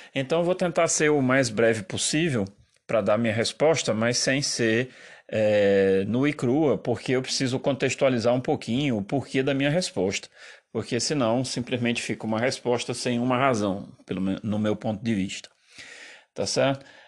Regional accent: Brazil; eu terminei muito mais italiano do que é, brasileiro, apesar de ter nascido aqui e de enfim, essa é minha pátria

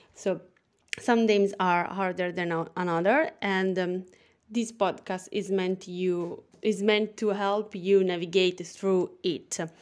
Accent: Italy; accent: Italian; English is a second language; I am from Italy, as you can hear from my funny accent. And yes, I'm speaking English

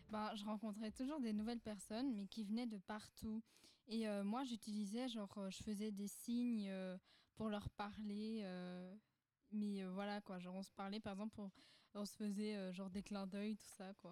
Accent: Madagascar; préfère apprendre euh, le malgache parce que je suis malgache. d'identité, je veux dire ça comme ça, de nationalité. Et du coup, quand je retournerai chez moi, bah, j'ai envie d'aller à Madagascar.

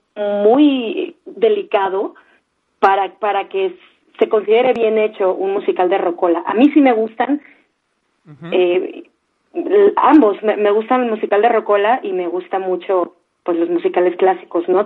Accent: Mazatlán, Sinaloa, Mexico; moved away as an adult; now in Mexico City, Mexico; mi tierra, en mi, en, mi natal Mazatlán, Sinaloa.

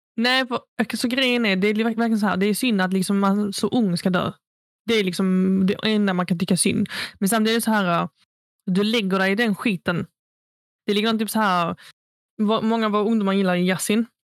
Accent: Sweden; vilka vi växte upp med i Fagringen

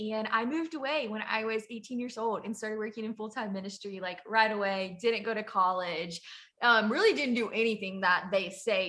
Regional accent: Southwest Louisiana, United States; moved away as an adult; now in Huntington Beach, United States; But I'm from Louisiana, but I live in California. I live in Huntington Beach, California. It is beautiful there. Definitely different than what I was raised in the middle of the country in Louisiana.

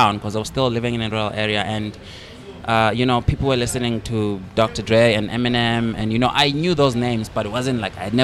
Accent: Eswatini; moved away as an adult; also born or lived in Cape Town, South Africa; now in South Africa; when I was like growing up in Swaziland, like, you know, I grew up in a rural area.

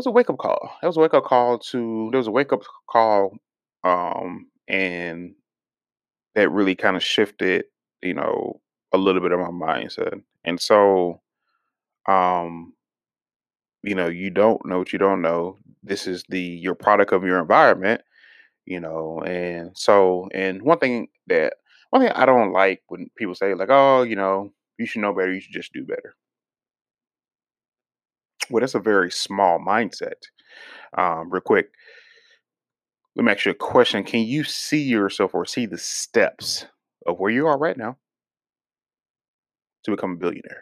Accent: Houston, Texas, United States; growing up in Houston and stuff, we lived in, you know, undereducated areas

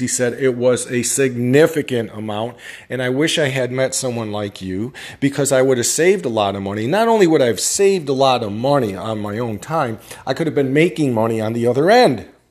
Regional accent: upstate New York, United States; I'm from New York, upstate

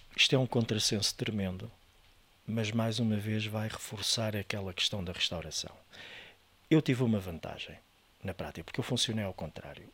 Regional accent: Estoril, Lisbon, Portugal; also born or lived in France / Bali; eu nasci em Lisboa, mas a família da parte da minha mãe foi toda nascida no Estoril e é toda dali

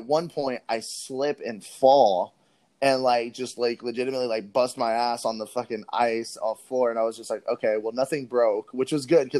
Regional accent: California, United States; I'm a Californian person

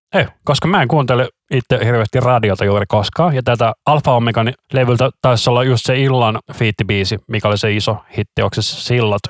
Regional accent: Helsinki, Uusimaa, Finland; also born or lived in Vantaa; minä olen Helsingistä, mutta minä olen syntynyt Vantaalla.

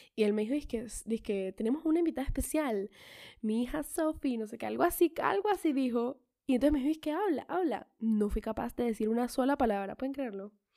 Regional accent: Colombia; yo nací en Colombia y tengo a mis dos padres

